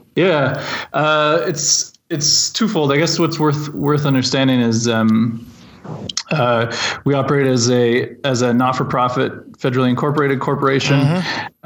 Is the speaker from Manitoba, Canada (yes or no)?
no; Lindsay, Ontario, Canada; moved away as an adult; also born or lived in Iqaluit, Nunavut; I grew up in Lindsay, Ontario, uh, and then in 2005, uh, moved to Iqaluit, Nunavut